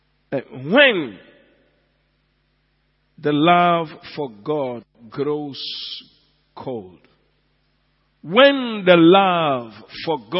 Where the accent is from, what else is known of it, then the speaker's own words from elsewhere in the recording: Enugu, Enugu State, Nigeria; moved away; Enugu, my hometown